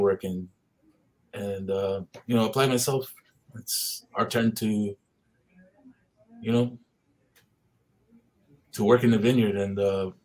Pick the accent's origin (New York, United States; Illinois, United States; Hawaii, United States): Hawaii, United States; Hauula; I'm from Haula Heights, so Heights is a little bit higher